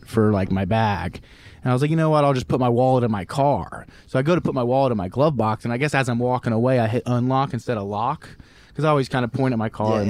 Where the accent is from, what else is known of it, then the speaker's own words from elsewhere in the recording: Cincinnati, Ohio, United States; he's from Cincinnati, and that's where we're from